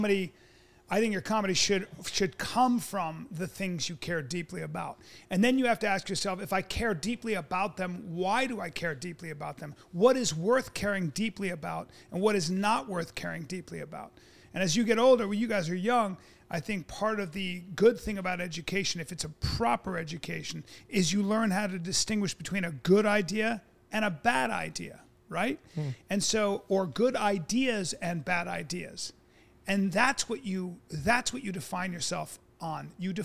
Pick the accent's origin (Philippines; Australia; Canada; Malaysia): Philippines; born there; also born or lived in India / Pakistan / Greece / Saudi Arabia; So I was born in the Philippines. I lived in India. I lived in Pakistan. I lived in Greece. I lived in Saudi Arabia.